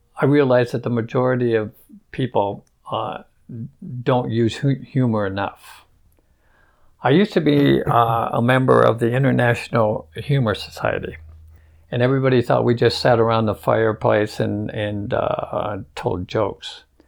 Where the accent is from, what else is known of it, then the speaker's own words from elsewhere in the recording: Michigan, United States; now in Las Cruces, United States; I grew up in Michigan